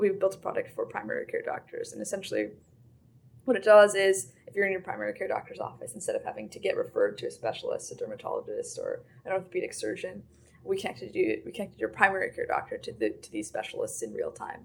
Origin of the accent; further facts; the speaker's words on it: United States; we were the Americans